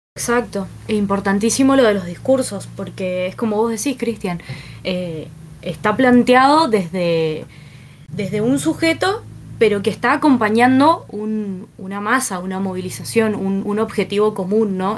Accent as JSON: {"language": "Spanish", "region": "Mendoza", "country": "Argentina", "said": "como mendocinos"}